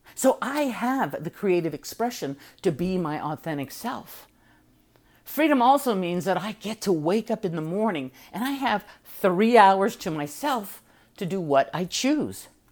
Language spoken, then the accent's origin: English; United States